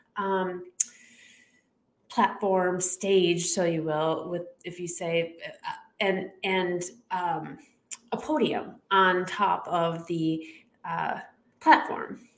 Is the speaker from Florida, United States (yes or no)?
no; Chicago, Illinois, United States; I am from the Chicago area